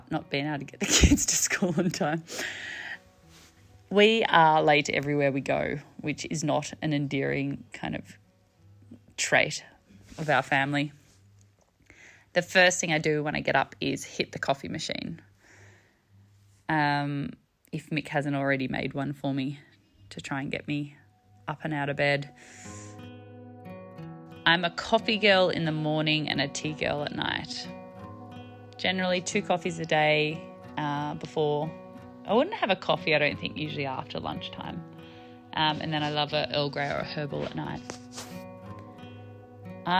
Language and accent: English; family farm in southern New South Wales, Australia; also born or lived in Sydney; My husband and I have in the last 4 years moved back to our family farm, my family farm where I grew up, which is pretty exciting. We moved back from Sydney